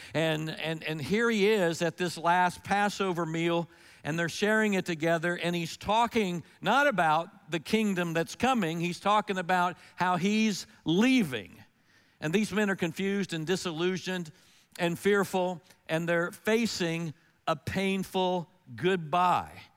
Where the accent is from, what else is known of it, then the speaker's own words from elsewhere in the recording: Melbourne, Florida, United States; I grew up in Melbourne, Florida during the early sixties